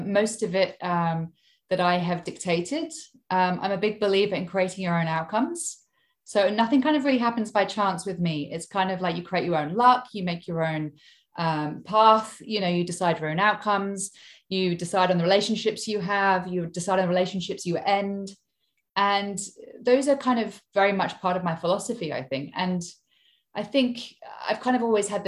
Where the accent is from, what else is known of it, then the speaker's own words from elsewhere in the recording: Hong Kong; moved away as an adult; also born or lived in United Kingdom; now in Sydney, Australia; I'm English, but I've traveled all over the place in my lifetime. I actually grew up in Hong Kong. So, I was born in the UK, but when I was very small, we moved to um, Hong Kong and I lived there until I was 18.